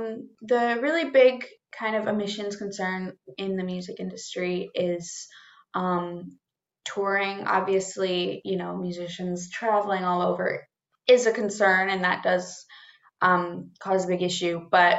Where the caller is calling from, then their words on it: Toronto, Ontario, Canada; I'm coming from Toronto, or Treaty 13